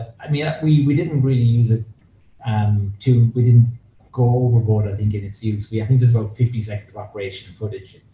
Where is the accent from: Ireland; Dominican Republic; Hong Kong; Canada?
Ireland; Ennis, County Clare; I'm from Ennis